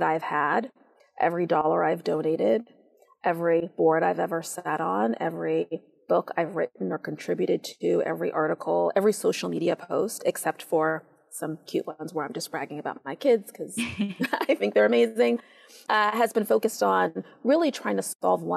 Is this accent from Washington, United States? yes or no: yes; Seattle, Washington, United States; I helped to start a girls' middle school in my hometown of Seattle